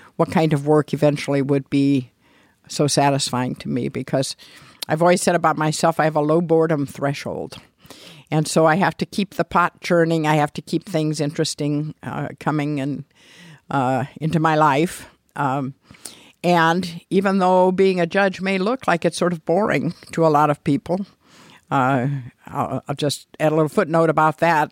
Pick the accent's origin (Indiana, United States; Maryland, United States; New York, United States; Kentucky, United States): Indiana, United States; Mishawaka; I grew up in Mishawaka